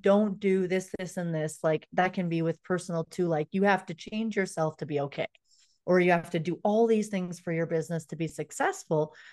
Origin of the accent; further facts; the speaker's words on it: Canada; I'm from Canada